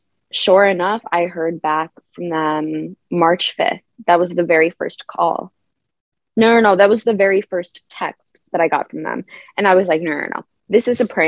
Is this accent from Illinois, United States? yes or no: yes; Naperville, Illinois, United States; my hometown of Naperville, and we were at my childhood dance studio